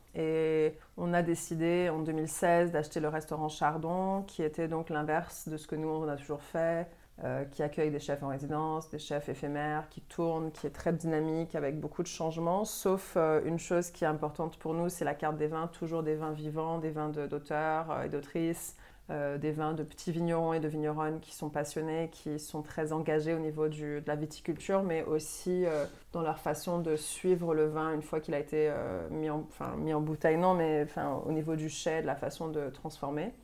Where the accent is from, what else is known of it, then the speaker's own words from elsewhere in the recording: Montreal, Quebec, Canada; moved away as an adult; also born or lived in Paris / Marseille; now in France; je suis donc euh, québécoise à la base, euh, née à Montréal. J'ai grandi là-bas